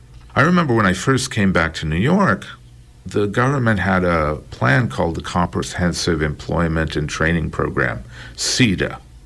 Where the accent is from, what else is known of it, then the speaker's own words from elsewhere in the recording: India; I didn't feel uncomfortable racially or anything, but being an Indian, somehow I wound up fitting in.